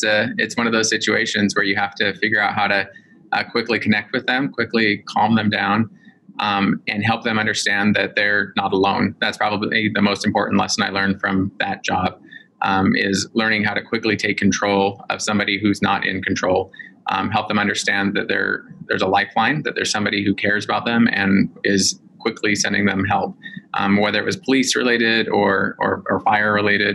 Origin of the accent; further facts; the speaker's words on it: Salt Lake City, Utah, United States; I grew up in Salt Lake City, Utah